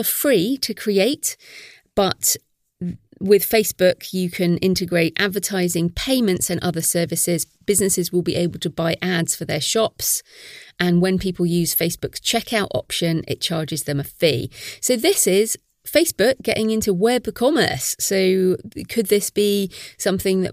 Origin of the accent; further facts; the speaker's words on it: United Kingdom; I'm British